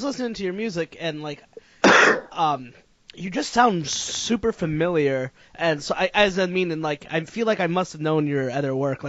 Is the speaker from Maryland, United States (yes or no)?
no; Connecticut, United States; I grew up in Connecticut, maybe like 2 hours from New York City